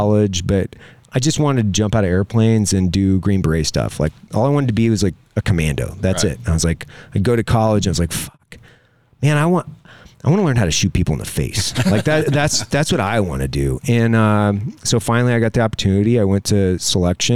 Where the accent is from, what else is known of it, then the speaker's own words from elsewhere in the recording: Lewiston, Idaho, United States; I grew up in Lewiston, Idaho, which is on the confluence of two rivers